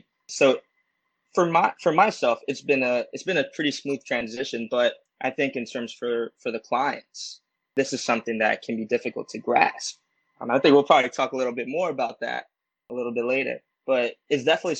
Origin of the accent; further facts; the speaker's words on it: Puerto Rico; I had a beautiful trip in mid-June to my home country, Puerto Rico.